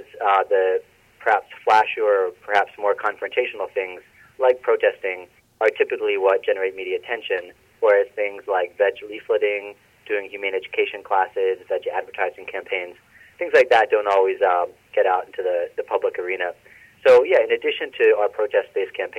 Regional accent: Philadelphia, Pennsylvania, United States; I grew up in Northeast Philadelphia

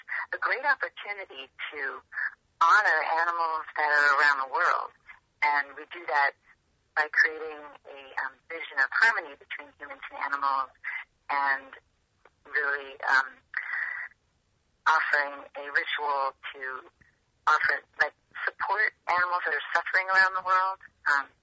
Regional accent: West Coast, United States; also born or lived in Philadelphia; now in California, United States; I grew up on the West Coast, and my family's out here, and so I took a little sojourn in Philadelphia for about 20 years, and then I decided to come back

